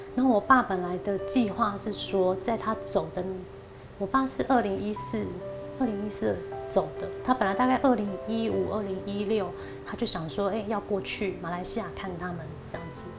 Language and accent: Chinese; Paraguay; moved away as an adult; now in Taiwan; 去南美洲巴拉圭